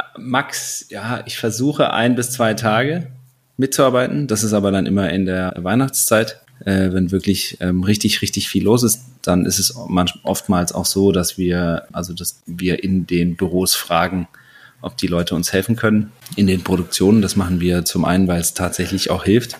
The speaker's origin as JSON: {"language": "German", "region": "Saarland", "country": "Germany", "tie": "born or raised there", "also_born_or_lived": "Bruchsal", "moved": "as an adult", "lives_now": "Munich, Germany", "said": "ich bin ein gebürtiger Saarländer, wohne jetzt äh, in München mit meiner Frau."}